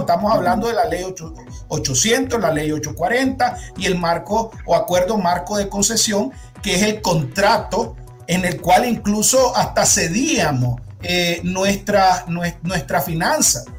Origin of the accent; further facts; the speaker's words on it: Nicaragua; vienen de nuestros impuestos como nicaragüenses